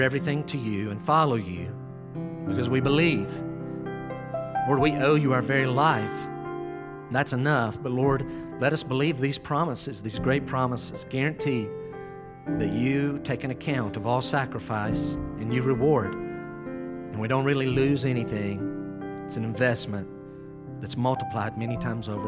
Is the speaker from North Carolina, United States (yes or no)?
yes; Western North Carolina, United States; We'd leave Western North Carolina